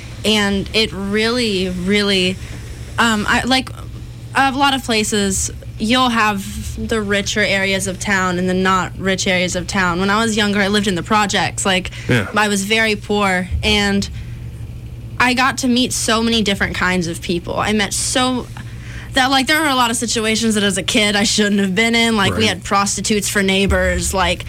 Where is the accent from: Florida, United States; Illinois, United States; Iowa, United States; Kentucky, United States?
Florida, United States; Tampa; I was born and raised in Tampa. I moved around Tampa a lot, but pretty much always stayed in the same area.